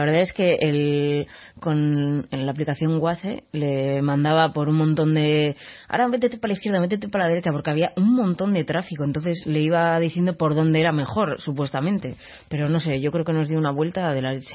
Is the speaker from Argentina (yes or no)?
no; San Sebastián, Basque Country, Spain; yo soy de San Sebastián